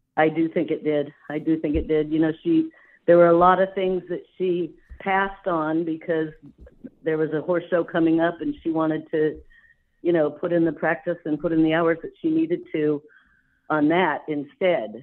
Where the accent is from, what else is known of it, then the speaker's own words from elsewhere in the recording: California, United States; moved away as an adult; also born or lived in Indiana; I grew up out there in California